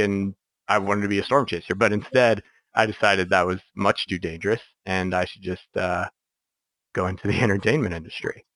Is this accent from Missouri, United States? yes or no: no; Kentucky, United States; I grew up in Kentucky.